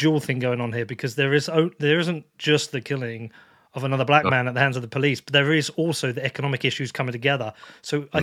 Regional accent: United Kingdom; I'm also from the UK

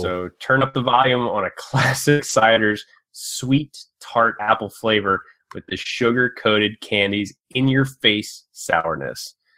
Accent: Maryland, United States; moved away; I'm originally from Maryland

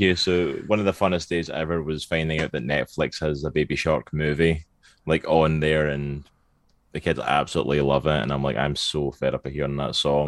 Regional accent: Scotland, United Kingdom; accent: Scottish; moved away as an adult; now in Virginia, United States; originally from Scotland. That's the accent you can hear. I am Scottish, born and bred

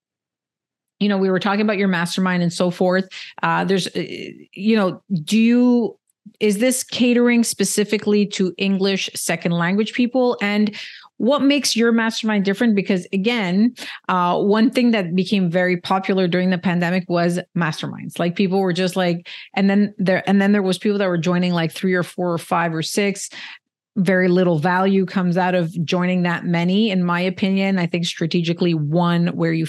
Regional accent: Canada; I'm Canadian

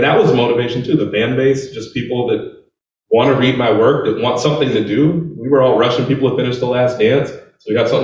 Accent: Chicago, Illinois, United States; I'm from Chicago, so I mean there were people, they were putting radios in the cemetery

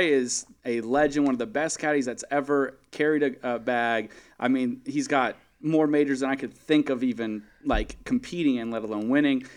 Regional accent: Valencia, California, United States; my hometown, Valencia

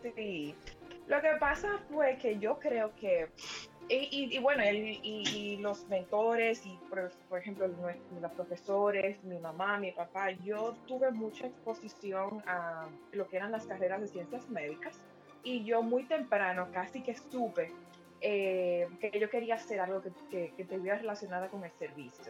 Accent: Santo Domingo, Dominican Republic; moved away as an adult; also born or lived in Spain; Luis y yo somos viejos amigos del bachillerato allá en Santo Domingo

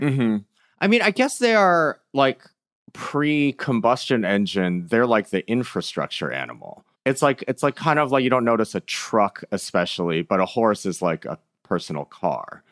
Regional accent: Michigan, United States; I am from Michigan

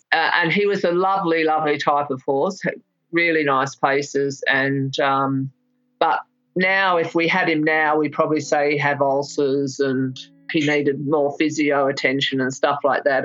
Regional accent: England, United Kingdom; also born or lived in Melbourne, Victoria, Australia; living in England from when I was a small child. I was born in Melbourne, but we went to England when I was 7

